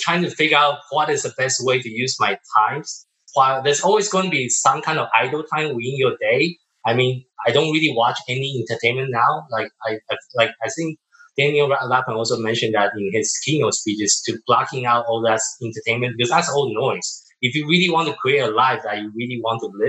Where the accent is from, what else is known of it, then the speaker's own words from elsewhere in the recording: Taiwan; moved away; also born or lived in Tokyo, Japan; I'm from Taiwan.